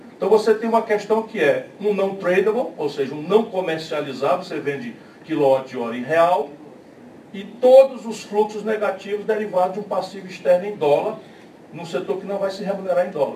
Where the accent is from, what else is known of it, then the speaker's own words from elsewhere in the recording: Northeast Region, Brazil; eu sou do Nordeste